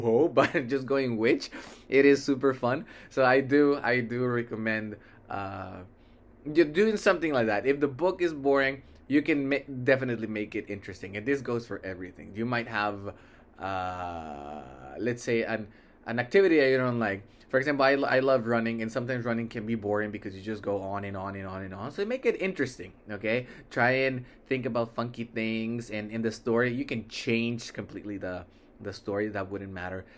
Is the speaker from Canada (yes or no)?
no; Mexico; also born or lived in United States; then we moved to Mexico, and all my family is Mexican